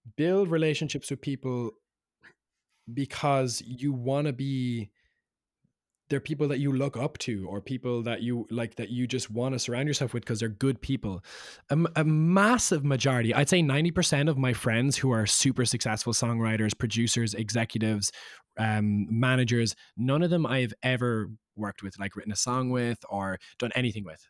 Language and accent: English; Cork, Munster, Ireland; now in London, United Kingdom; being Irish